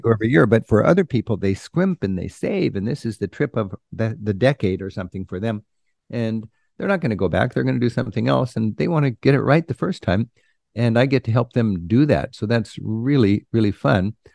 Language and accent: English; United States; growing up in the United States without the benefit of travel